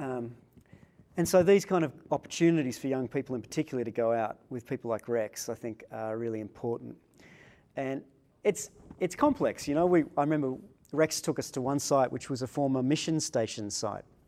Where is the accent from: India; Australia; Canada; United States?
Australia; Sydney, New South Wales; I was born in Sydney